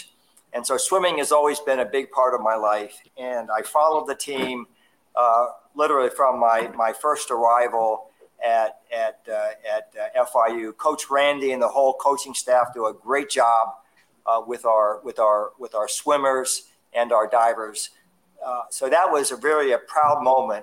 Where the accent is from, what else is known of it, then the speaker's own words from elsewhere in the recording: Fort Lauderdale, Florida, United States; I'm a native of South Florida. I grew up in Fort Lauderdale